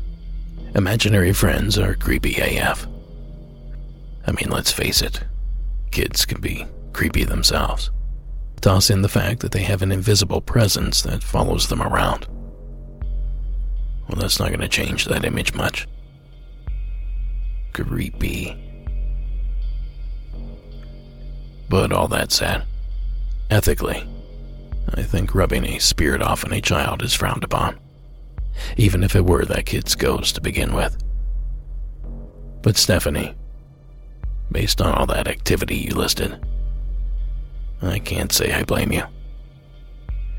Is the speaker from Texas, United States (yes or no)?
no; Coshocton, Ohio, United States; now in California, United States; my hometown in Coshocton, Ohio